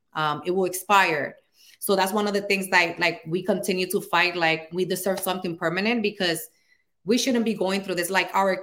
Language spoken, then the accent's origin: English; Dominican Republic; now in United States; I'm from the Dominican Republic. And last time I visited was 1999.